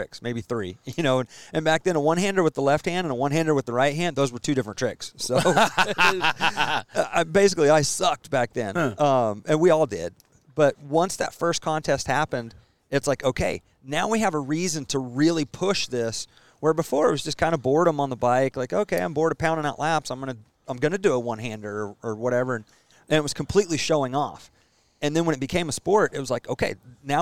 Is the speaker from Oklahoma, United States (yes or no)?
yes; Stillwater, Oklahoma, United States; Born and raised in Stillwater.